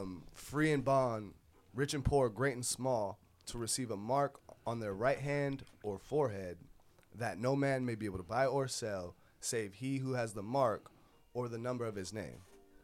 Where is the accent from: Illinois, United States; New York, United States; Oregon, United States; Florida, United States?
Oregon, United States; Oakridge; also born or lived in California; I'm just a regular God-fearing, dang, country-loving Oregon local. I was born out there in California. I'm 26 years old. Dang, light-skinned brother.